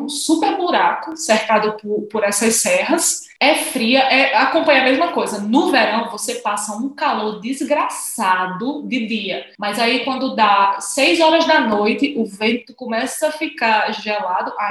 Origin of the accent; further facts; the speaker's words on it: Natal, Rio Grande do Norte, Brazil; Então, primeira coisa, eu nasci e fui criada em Natal, a noiva do sol.